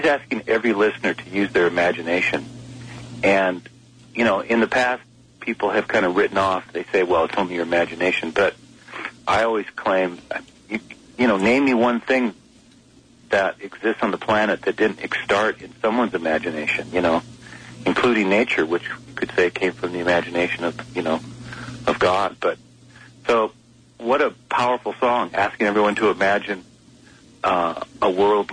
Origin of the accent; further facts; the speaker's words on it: Bellingham, Washington, United States; I live in the Northwest, and I've been doing a lot of traveling, but I'm finishing up the year with two shows in my hometown of Bellingham